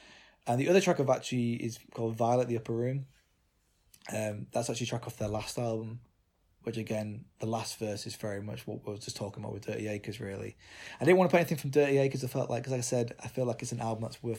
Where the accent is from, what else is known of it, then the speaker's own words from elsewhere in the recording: United Kingdom; we as British people, obviously, and it was obviously we're both white